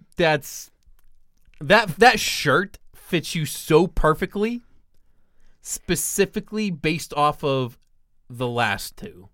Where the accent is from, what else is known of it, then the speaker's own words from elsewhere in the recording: Pittsburgh, Pennsylvania, United States; my hometown of Pittsburgh